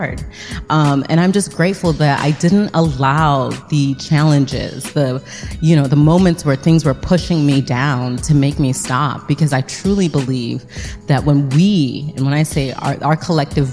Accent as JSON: {"language": "English", "area": "outside of Syracuse", "region": "upstate New York", "country": "United States", "tie": "born or raised there", "moved": "yes", "lives_now": "Washington, D.C., United States", "said": "I grew up in upstate New York, outside of Syracuse, in a middle class family"}